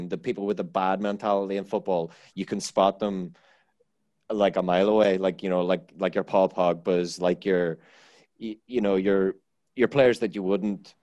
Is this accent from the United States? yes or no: no; Ireland; I'm Irish